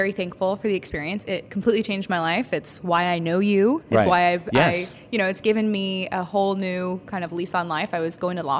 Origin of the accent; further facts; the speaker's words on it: California, United States; moved away as an adult; also born or lived in New York; I went to college in New York. I'm originally from California.